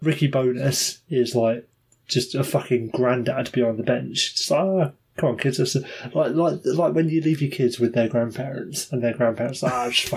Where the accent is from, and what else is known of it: England, United Kingdom